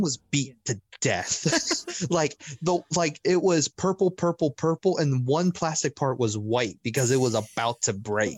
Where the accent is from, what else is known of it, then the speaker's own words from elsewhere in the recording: Orlando, Florida, United States; I grew up in Orlando